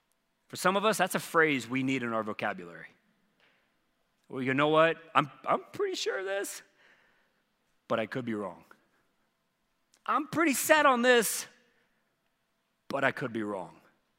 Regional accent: the South, United States; Well, man, the parts I'm from the South, there were many years, no, you could not.

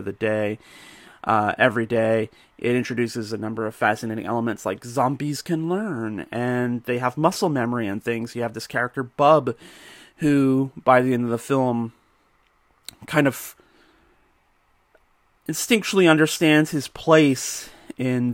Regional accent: Georgetown, Ontario, Canada; my hometown, Georgetown, just a few kilometers down the road

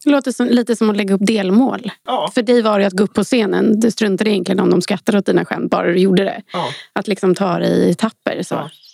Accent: Sweden; vi svenskar

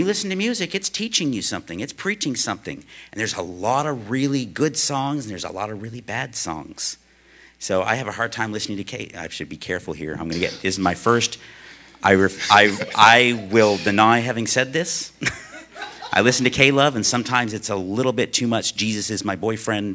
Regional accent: United States; as an American living in America

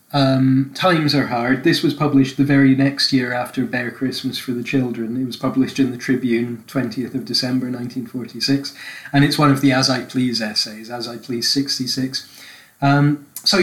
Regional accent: Scotland, United Kingdom; I'm Scottish

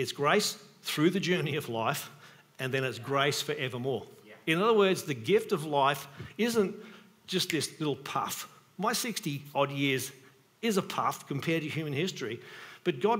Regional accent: Australia; I was born in Australia

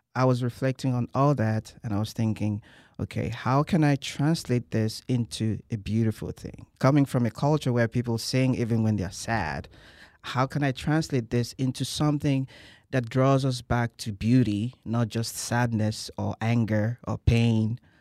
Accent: Nigeria; moved away as an adult; now in College Station, United States; I'm originally from Nigeria

